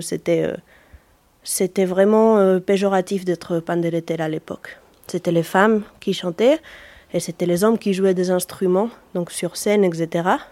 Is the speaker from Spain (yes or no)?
yes; Asturias, Spain; French is a second language; moved away as an adult; now in Brittany, France; je suis née euh, aux Asturies